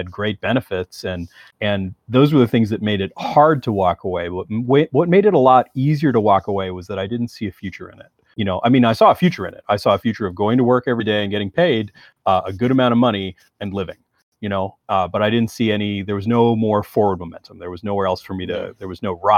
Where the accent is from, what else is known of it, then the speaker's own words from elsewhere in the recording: Canada; As a Canadian